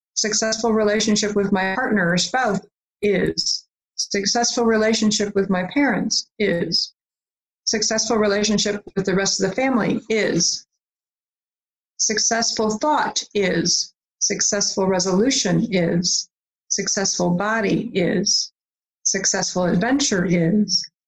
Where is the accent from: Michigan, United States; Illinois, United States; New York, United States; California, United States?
Michigan, United States; also born or lived in Virginia; here's a woman from michigan saying y- y'all because i lived in virginia for a while too